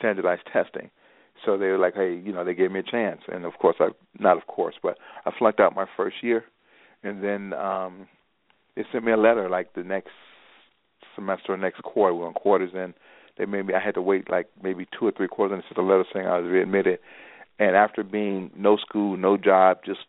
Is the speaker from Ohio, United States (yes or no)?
no; Chicago, Illinois, United States; I grew up on the South Side.